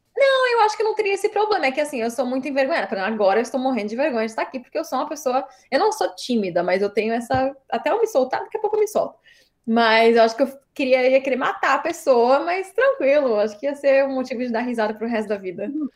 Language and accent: Portuguese; Brazil; now in Sacramento, United States; eu sou brasileira